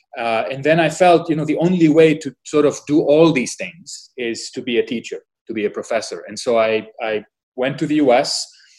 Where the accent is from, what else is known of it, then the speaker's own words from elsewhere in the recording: Lebanon; moved away as an adult; also born or lived in United States / North Dakota / Washington, D.C. / Philadelphia; now in Doha, Qatar; I was born in Lebanon, right before the war started, so in the early 70s. I grew up in Lebanon during the war